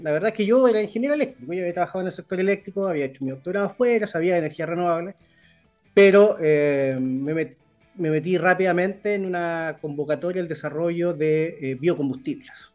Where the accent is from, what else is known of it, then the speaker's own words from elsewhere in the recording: Concepción, Biobío, Chile; yo soy de Concepción, entonces yo me acuerdo cuando yo era niño, y viajaba de Concepción a Santiago en auto